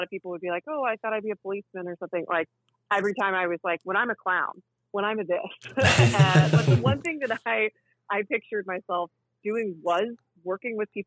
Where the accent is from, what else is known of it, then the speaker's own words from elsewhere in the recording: the South, United States; moved away; I grew up in the South